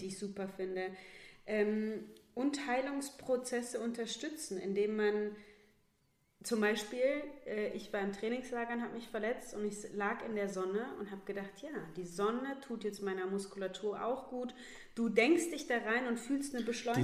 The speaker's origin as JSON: {"language": "German", "region": "Northern Hesse", "country": "Germany", "tie": "born or raised there", "moved": "yes", "said": "als junge Athletin äh, noch in meiner Heimatstadt in Nordhessen"}